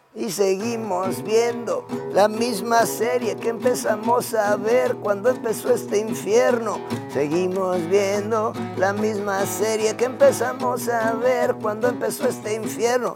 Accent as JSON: {"language": "Spanish", "region": "Puebla", "country": "Mexico", "said": "yo soy allá de la Bella República de los Borrachitos y los Camotes"}